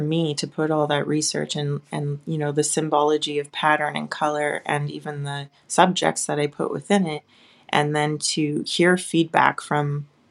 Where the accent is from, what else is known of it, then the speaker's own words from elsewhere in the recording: Western Canada, Canada; being a Canadian, I'm safe here